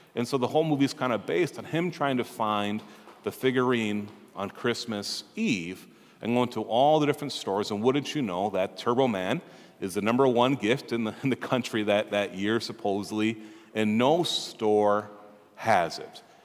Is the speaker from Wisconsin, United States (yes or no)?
no; Minnesota, United States; we're here from Minnesota, we're very proud of that, right? We're proud Minnesotans